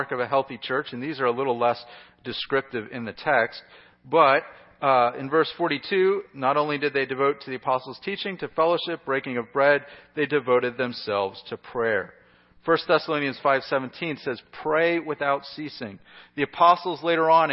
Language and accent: English; United States; as an American